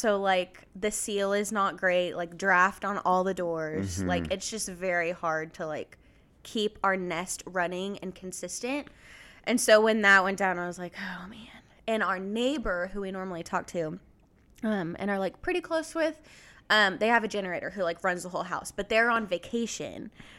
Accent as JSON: {"language": "English", "town": "Dallas", "region": "Texas", "country": "United States", "moved": "as an adult", "lives_now": "Liberty, United States", "said": "I am from Texas and so is Anna too."}